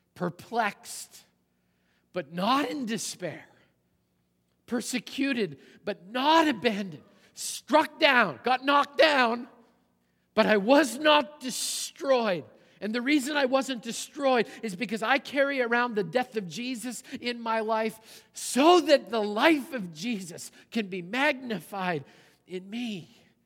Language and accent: English; Canada; moved away; the church I grew up in back in Canada